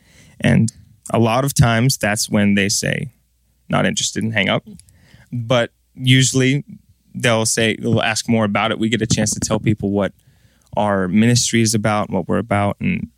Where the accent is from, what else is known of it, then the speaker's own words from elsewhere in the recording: Washington, United States; now in Nashville, United States; We're a two-man group. We're from Washington State, currently based out of Nashville.